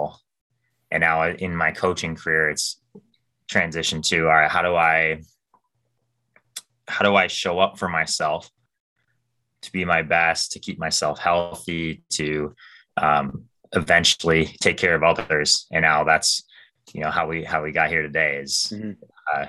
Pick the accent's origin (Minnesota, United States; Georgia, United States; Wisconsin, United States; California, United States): Minnesota, United States; I grew up in Minnesota in a smaller town outside of the Twin Cities